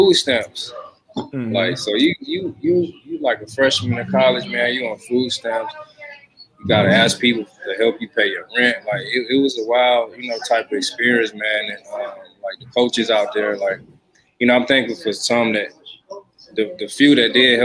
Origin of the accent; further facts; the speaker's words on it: Atlanta, Georgia, United States; also born or lived in Warner Robins, Georgia / Macon, Georgia; I grew up in Atlanta, Georgia